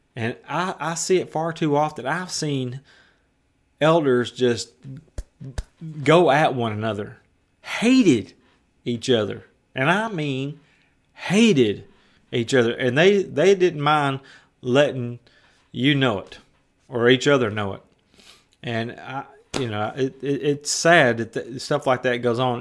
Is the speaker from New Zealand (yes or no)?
no; West Tennessee, United States; I was a semi-professional skateboarder as a teenager in West Tennessee. I skated all over my hometown